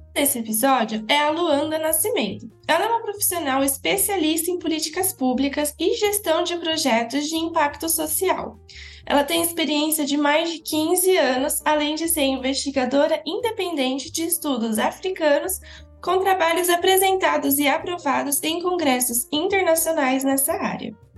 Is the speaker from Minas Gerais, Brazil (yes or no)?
no; Araraquara, São Paulo, Brazil; sou de Araraquara, do interior de São Paulo